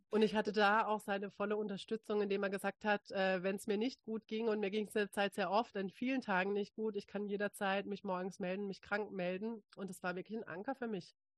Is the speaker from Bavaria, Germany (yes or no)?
no; Freiburg, Baden-Württemberg, Germany; also born or lived in Hamburg; als ich wieder zurück in meine Heimat gezogen bin, äh, in Freiburg eine Yogalehrerausbildung angefangen